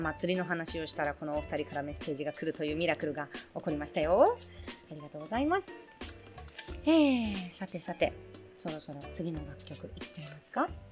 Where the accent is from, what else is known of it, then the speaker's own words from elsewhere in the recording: Tokyo, Japan; also born or lived in Okinawa; 出身もね生まれ育ちも東京